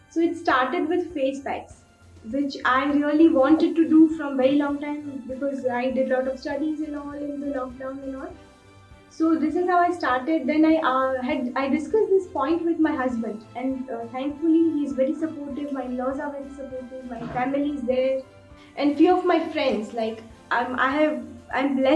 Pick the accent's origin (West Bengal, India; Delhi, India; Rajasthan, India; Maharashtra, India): Rajasthan, India; Udaipur; Basically, I'm from Udaipur, settled in Udaipur.